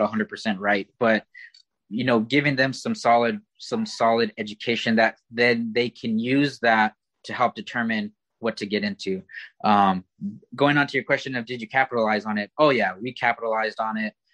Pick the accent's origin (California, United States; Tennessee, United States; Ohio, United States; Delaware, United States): California, United States; Oxnard; I grew up in in Oxnard, California